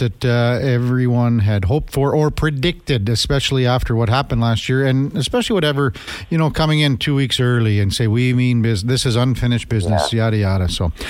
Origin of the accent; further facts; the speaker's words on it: Melville, Saskatchewan, Canada; I'm from Melville, Saskatchewan, so I grew up as a 8 or 9 or 10 year old kid, and I was at the rink every day.